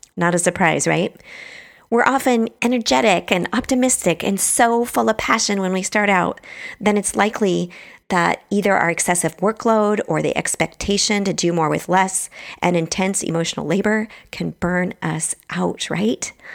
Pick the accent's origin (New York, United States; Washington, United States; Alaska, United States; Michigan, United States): Washington, United States; Bremerton; also born or lived in Truckee, California; now in San Francisco, United States; I grew up in Bremerton, Washington, which is across the water from Seattle